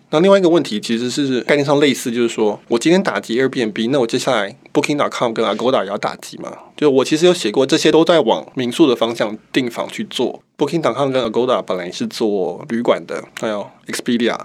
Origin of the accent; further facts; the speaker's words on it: Taiwan; 我们台湾人民